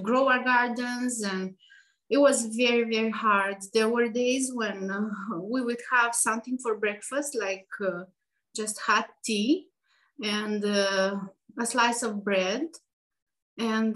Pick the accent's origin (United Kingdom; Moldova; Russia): Moldova; moved away as an adult; now in Asheville, United States; we grew up in Moldova.